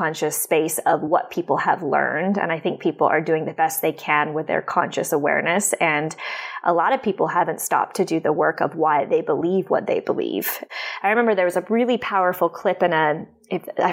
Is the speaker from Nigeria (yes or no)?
no; Canada; moved away as an adult; now in United States; I'm Canadian, but I've been living in the U.S. for about 3 years.